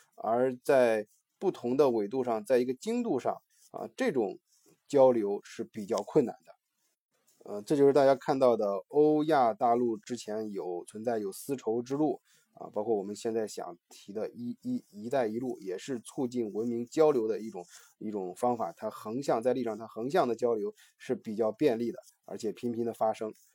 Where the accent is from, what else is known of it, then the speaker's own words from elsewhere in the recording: China; 我们中国人非常有感触的这个鸦片战争